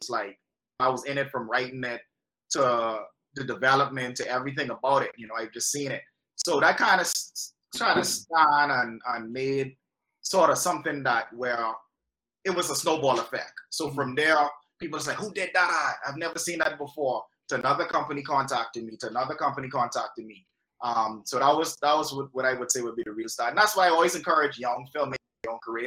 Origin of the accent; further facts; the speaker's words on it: Bahamas; moved away as an adult; also born or lived in Toronto, Canada / Orlando, United States / Los Angeles, United States; from there, from LA, I moved back home